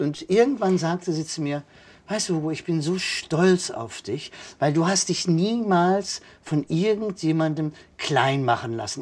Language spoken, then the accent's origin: German; Kevelaer, North Rhine-Westphalia, Germany; also born or lived in Basel / Baden-Baden / Bonn; now in Cologne, Germany; ich komme gebürtig aus Kevela am Niederrhein, Deutschlands größter Marienwallfahrtsort